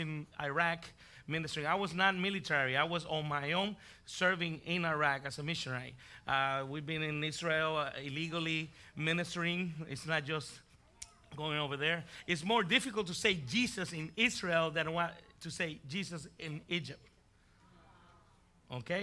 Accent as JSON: {"language": "English", "country": "Puerto Rico", "tie": "born or raised there", "also_born_or_lived": "Bronx, New York", "moved": "yes", "lives_now": "Texas, United States", "said": "Then I was raised in Puerto Rico."}